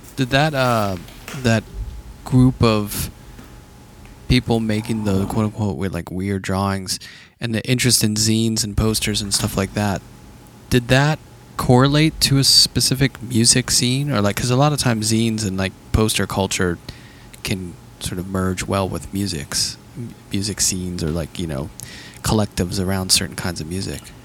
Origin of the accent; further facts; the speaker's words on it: Pittsburgh, Pennsylvania, United States; growing up in Pittsburgh